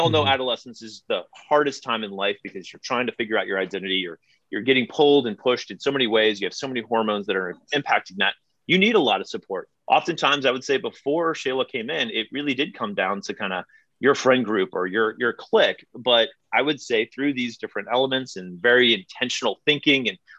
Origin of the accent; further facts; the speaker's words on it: St. Louis, Missouri, United States; also born or lived in Northern Virginia; now in Lake Bluff, United States; I grew up in St. Louis, born in Northern Virginia